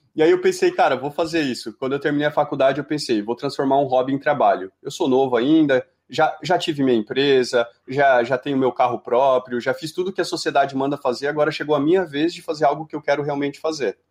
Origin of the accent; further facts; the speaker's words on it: Jaraguá do Sul, Santa Catarina, Brazil; eu sou de Jaraguá do Sul, né? Como a Camila, que passou por aqui também. É, sou, sou lá da, de uma cidade do interior de Santa Catarina, né? E como é uma cidade muito industrial, assim, eu sempre cresci com aquela pegada